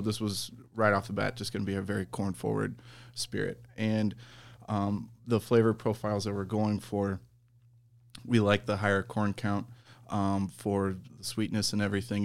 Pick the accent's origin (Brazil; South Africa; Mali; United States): United States; Iowa; my hometown distillery